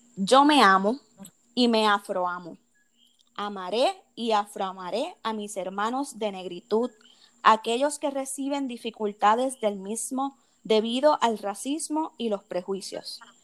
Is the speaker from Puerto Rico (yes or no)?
yes; Puerto Rico; also born or lived in United States; como puertorriqueños